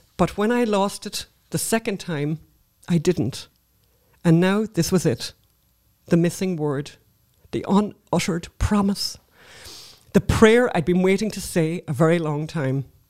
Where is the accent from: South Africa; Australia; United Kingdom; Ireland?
Ireland; we're obviously Irish